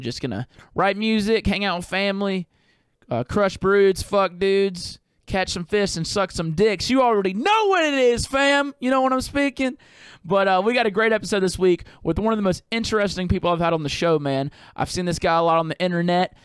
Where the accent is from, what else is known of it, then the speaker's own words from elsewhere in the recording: Mississippi, United States; I'm from Mississippi, and we ain't got hockey